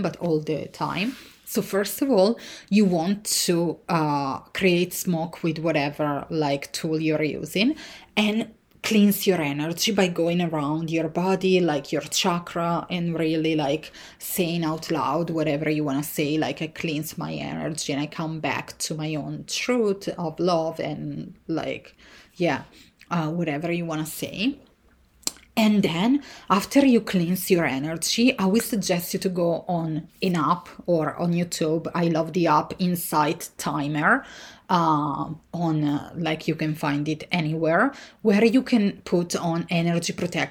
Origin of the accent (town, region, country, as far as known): Italy; born or raised there; moved away